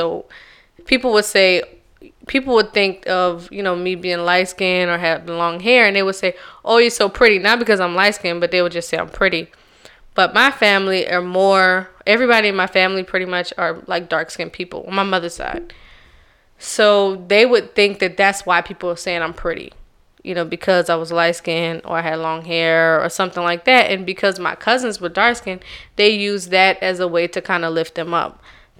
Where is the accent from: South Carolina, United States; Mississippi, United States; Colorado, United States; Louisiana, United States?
South Carolina, United States; Charleston; Oh, I'm from Charleston, South Carolina. And Charleston, South Carolina is a little different because it's not like a regular South Carolina accent